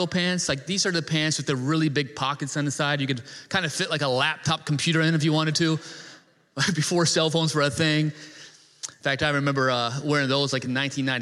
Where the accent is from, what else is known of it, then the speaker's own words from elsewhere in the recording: Northeast, United States; moved away; I'm from the Northeast originally